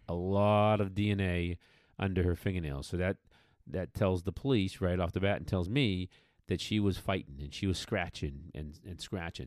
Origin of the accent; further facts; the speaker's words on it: just west of Boston, Massachusetts, United States; moved away; In my home state of Massachusetts, out out west, you know, I grew up just west of Boston